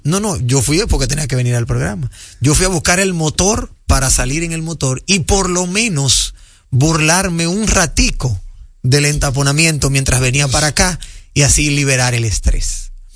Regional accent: Dominican Republic; nosotros en República Dominicana

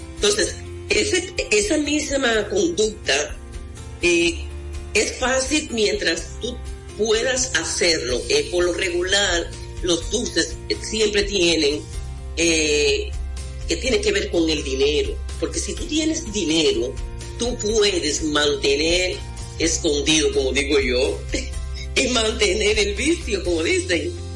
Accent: Mao, Valverde, Dominican Republic; en mi pueblo, en Valverde Mam

